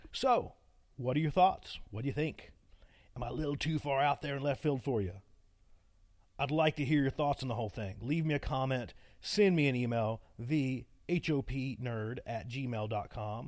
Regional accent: Appalachia, United States; accent: Appalachian; my wonderful Appalachian accent

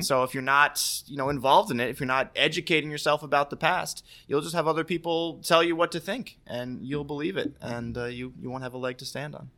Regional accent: Guilderland, New York, United States; I grew up in Gilderland

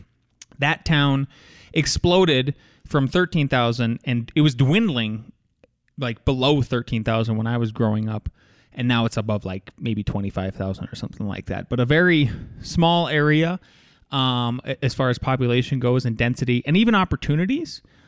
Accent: North Dakota, United States; So I am from Northwest North Dakota, which is a very sparsely populated area.

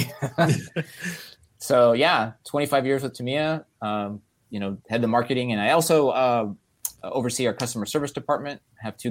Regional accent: Los Angeles, California, United States; I grew up in Los Angeles

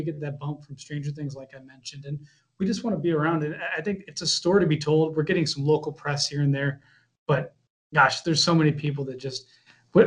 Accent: Midwest, United States; moved away as an adult; also born or lived in Florida; I'm from the Midwest originally, went down to Florida for 6 years and came back and wanted to be closer to home

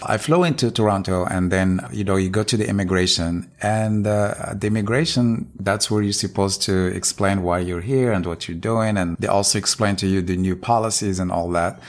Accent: Morocco; now in United States; I'm originally from Morocco

